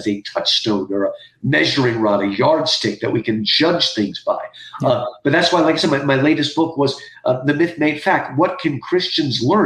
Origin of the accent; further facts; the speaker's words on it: United States; I was born in America